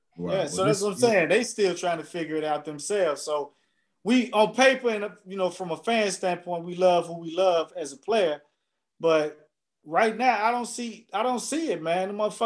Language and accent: English; Chicago, Illinois, United States; born or raised there